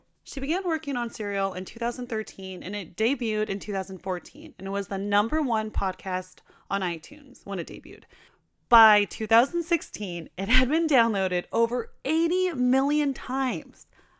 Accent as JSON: {"language": "English", "town": "Portland", "country": "United States", "moved": "yes", "said": "I'm from Portland"}